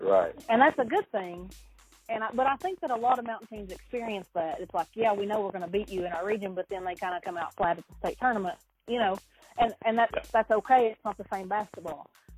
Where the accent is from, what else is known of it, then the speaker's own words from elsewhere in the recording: Martin County, Kentucky, United States; I'm from Martin County originally